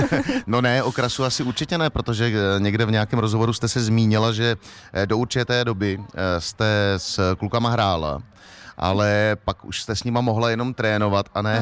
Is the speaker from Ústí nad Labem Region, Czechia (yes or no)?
no; Liberec, Liberec Region, Czechia; jsem z Liberce